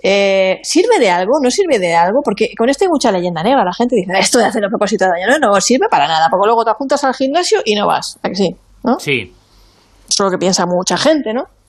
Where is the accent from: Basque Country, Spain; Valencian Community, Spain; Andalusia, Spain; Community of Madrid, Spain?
Valencian Community, Spain; Monforte del Cid; mi tierra, de Monforte